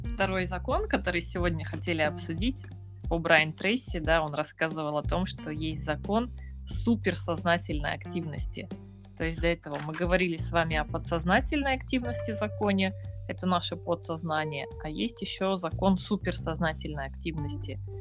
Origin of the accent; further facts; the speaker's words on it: Yakutsk, Sakha Republic, Russia; я э, Россия, город Якутск, север